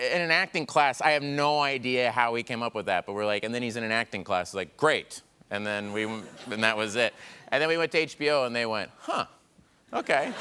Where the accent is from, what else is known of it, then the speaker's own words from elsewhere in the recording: Tulsa, Oklahoma, United States; moved away; I'm from Tulsa, Oklahoma